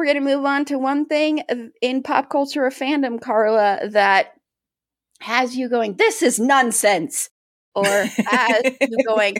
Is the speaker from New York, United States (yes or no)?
no; Colorado, United States; I'm from Colorado.